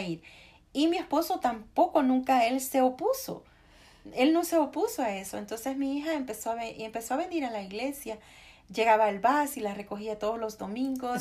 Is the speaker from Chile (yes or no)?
no; El Salvador; moved away as an adult; now in United States; yo soy salvadoreña de nacimiento y americana de, de corazón